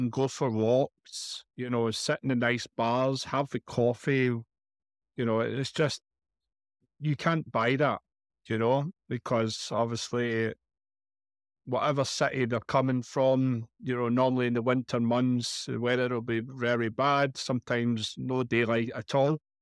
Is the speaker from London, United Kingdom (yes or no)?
no; Glasgow, Scotland, United Kingdom; moved away as an adult; now in Benalmádena, Spain; as you know from the accent, I'm from Scotland, in Glasgow.